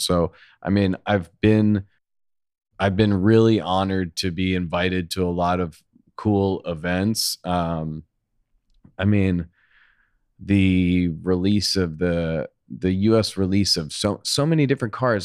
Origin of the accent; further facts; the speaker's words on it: Long Island, New York, United States; moved away as an adult; also born or lived in Manhattan, New York; now in Los Angeles, United States; I grew up on Long Island. I lived there for most of my life